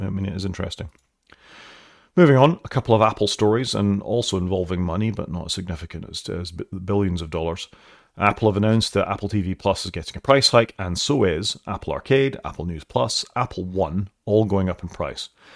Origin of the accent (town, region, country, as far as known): Wales, United Kingdom